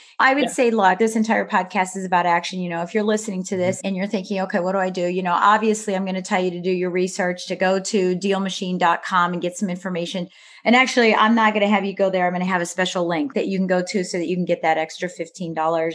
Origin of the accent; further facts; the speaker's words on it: Midwest, United States; moved away; also born or lived in East Coast; I'm a Midwesterner turned into an Eastern person